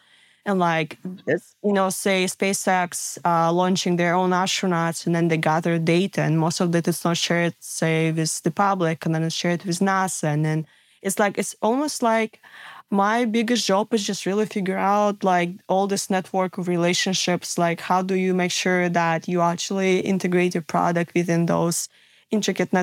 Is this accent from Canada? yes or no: no; Siberia, Russia; moved away; I grew up in Siberia